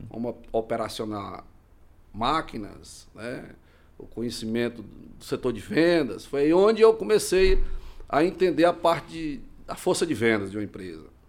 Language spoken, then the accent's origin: Portuguese; Ananás, Tocantins, Brazil; now in Imperatriz, Brazil; E eu sou oriundo do estado do Tocantins, da cidade chamada Ananás, Tocantins